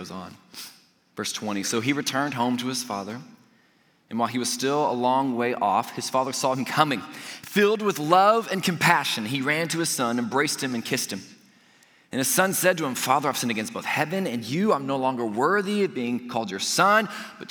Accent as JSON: {"language": "English", "region": "Indiana", "country": "United States", "said": "we're from Indiana. We're going home tomorrow"}